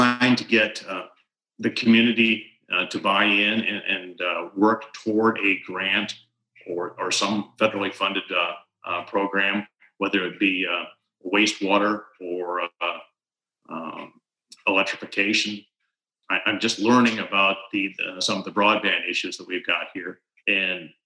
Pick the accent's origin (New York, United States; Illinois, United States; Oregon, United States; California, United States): New York, United States; Pittsfield; moved away as an adult; I grew up just outside of New Berlin, on the other side of the Unadilla River, over in Pittsfield, which is just over in Otsego County